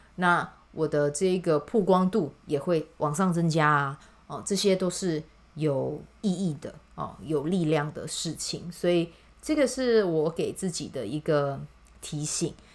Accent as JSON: {"language": "Chinese", "region": "Kaohsiung", "country": "Taiwan", "tie": "born or raised there", "said": "因为它是在支持我的家乡的人嘛"}